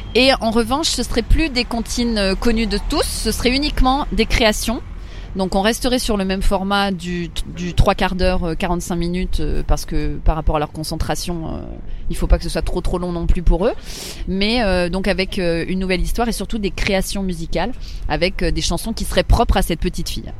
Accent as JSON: {"language": "French", "town": "Paris", "region": "Île-de-France", "country": "France", "tie": "born or raised there", "said": "j'ai toujours vécu à Paris, j'ai grandi à Paris"}